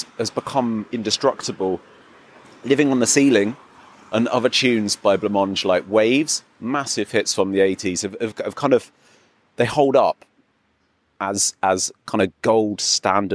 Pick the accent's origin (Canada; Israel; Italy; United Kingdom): United Kingdom; England; now in Berlin, Germany; I'm English